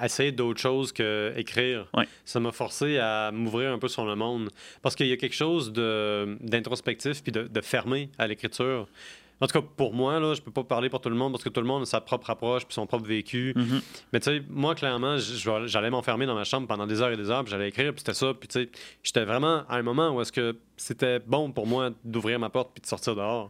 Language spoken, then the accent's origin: French; Quebec, Canada; je suis québécois